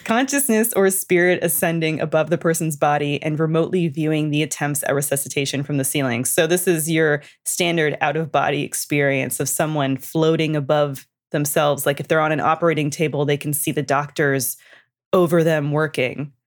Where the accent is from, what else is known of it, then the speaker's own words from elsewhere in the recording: Canada; I'm from Canada and we learn French all throughout our childhoods and into high school.